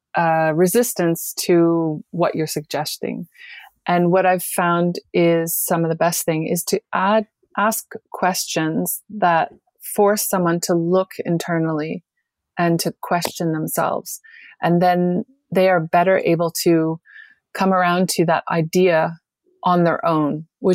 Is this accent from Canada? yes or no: yes; Canada; moved away as an adult; I grew up in Canada, but I left in my early 20s